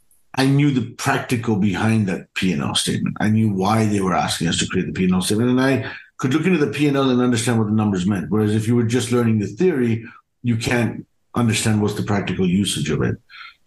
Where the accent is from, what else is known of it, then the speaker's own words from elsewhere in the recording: Germany; also born or lived in United Kingdom; So I grew up in Germany and the UK to Indian parents, Indian entrepreneurial parents.